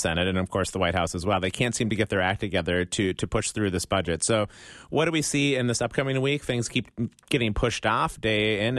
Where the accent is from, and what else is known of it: Midwest, United States